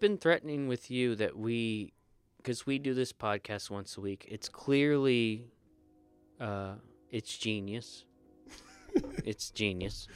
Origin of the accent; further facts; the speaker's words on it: United States; I grew up in the Panhandle